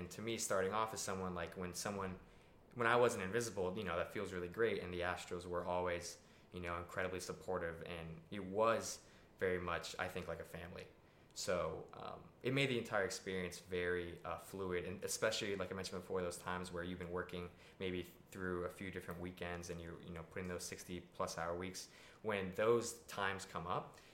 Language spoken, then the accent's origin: English; South Florida, United States; moved away; I'm from South Florida. My whole family lives there.